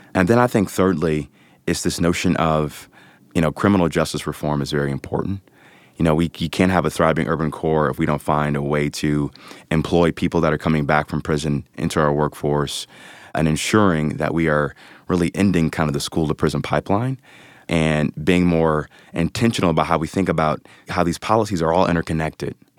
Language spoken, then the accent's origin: English; Cleveland, Ohio, United States; moved away as an adult; also born or lived in New York City; born and raised in the Mount Pleasant, Corlett neighborhood of Cleveland, southeast side of the city